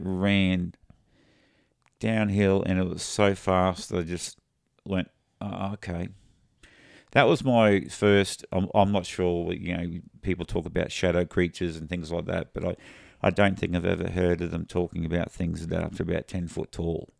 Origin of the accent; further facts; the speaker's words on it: Australia; we're Australian